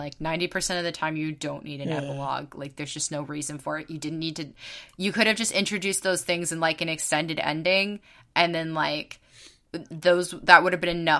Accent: Bay Area, California, United States; I'm from the Bay Area

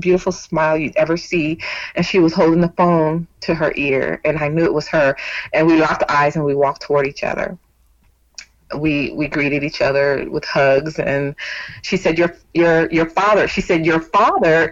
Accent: Bay Area of Northern California, United States; moved away as an adult; now in Texas, United States; I was born and raised in California, but in 2016 I moved to Texas with my company

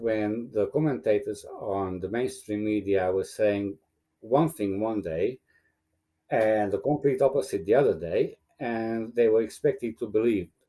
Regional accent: Romania; English is a second language; moved away as an adult; now in Australia; I was born in Romania as a Hungarian minority person, and we ended up leaving when I was around 20 from the Ceausescu regime

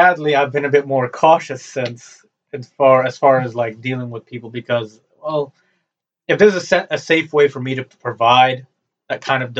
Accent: Newark, New Jersey, United States; I grew up in Newark. Yes. Well, in Newark, you know, if you live in Newark, you will have the elements. Sadly, you know, an Arab kid walking around in Newark, well, you know, it's like kind of asking for it.

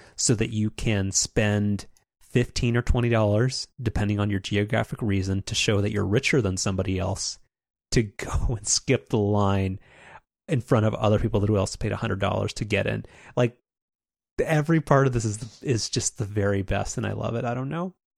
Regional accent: United States; I was an American child in the nineteen nineties.

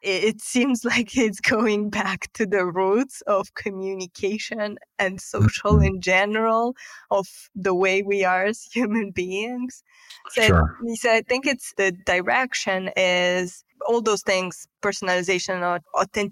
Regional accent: Moldova; moved away as an adult; now in Romania; I'm actually originally from Republic of Moldova, which is a neighboring yep. country of Romania

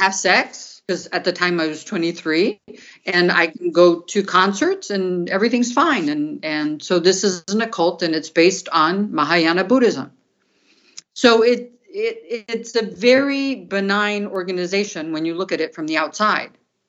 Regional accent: Brazil; I grew up in South America and Brazil, and my dad was an American and my mom was Colombian.

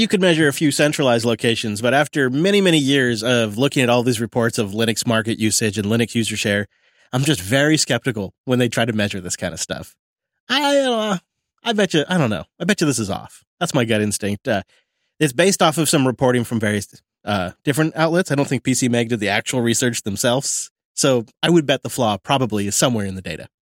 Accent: Mount Vernon, Washington, United States; my hometown of Mount Vernon

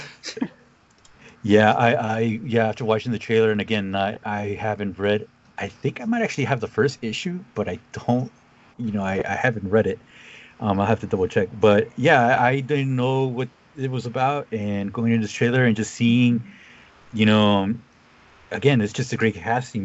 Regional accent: United States; someone who kind of grew up on the coast

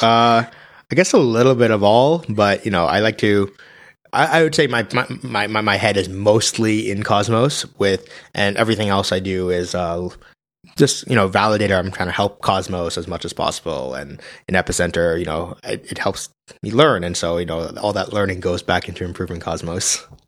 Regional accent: New Jersey, United States; I grew up in New Jersey

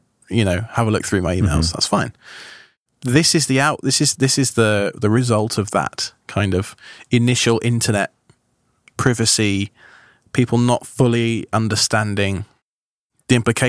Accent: New York, United States; born there; I'm a dual citizen, so I have both British because of my parents, but I was born here in America.

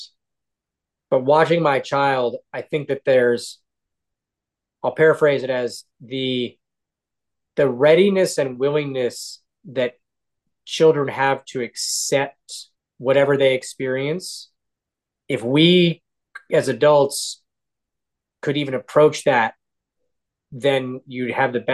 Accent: Seattle, Washington, United States; I grew up in Seattle, and that was sort of my church.

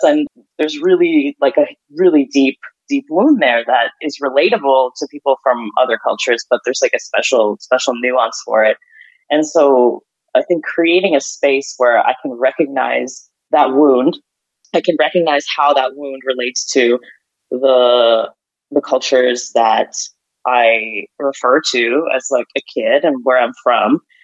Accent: Ukraine; moved away; also born or lived in Canada; I grew up in, you know, I grew up in Ukraine.

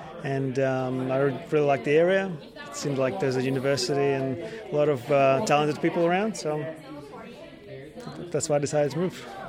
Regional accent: Sydney, New South Wales, Australia; now in Wollongong, Australia

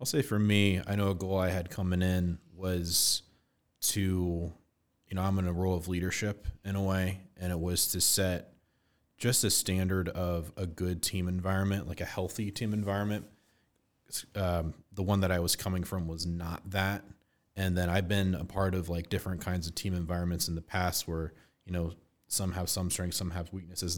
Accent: Westerville, Ohio, United States; I grew up in Westerville, and that was the school I went to, K to eight

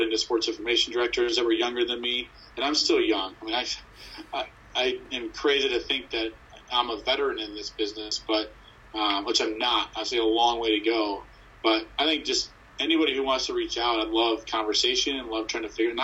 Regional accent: Ohio, United States; moved away; also born or lived in Michigan; I was born in Ohio

